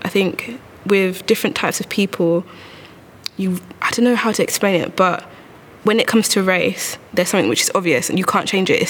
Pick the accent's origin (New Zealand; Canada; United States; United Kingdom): United Kingdom; London; also born or lived in Bournemouth; So I was born in England, grew up in Lewisham. My parents are both Zambian. And so the church that I sort of grew up in was a majority Ugandan church. So everybody was black.